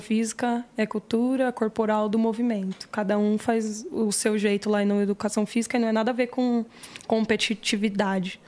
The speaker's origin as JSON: {"language": "Portuguese", "region": "São Paulo", "country": "Brazil", "tie": "born or raised there", "said": "Eu esqueci o hospital que eu nasci, mas foi aqui Itaquera"}